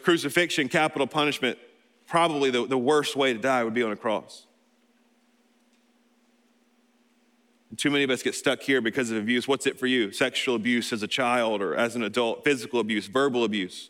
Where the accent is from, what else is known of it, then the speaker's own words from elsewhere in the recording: Alabama, United States; I'm from Alabama